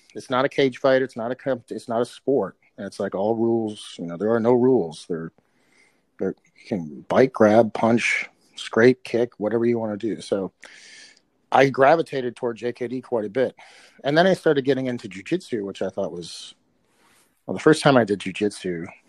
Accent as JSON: {"language": "English", "town": "Minneapolis", "region": "Minnesota", "country": "United States", "tie": "born or raised there", "said": "I grew up in South Minneapolis, Minnesota"}